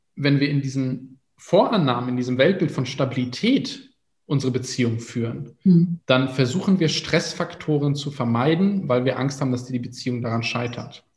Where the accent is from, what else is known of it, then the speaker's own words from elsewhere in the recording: Germany; in der Stadt, wo ich aufgewachsen bin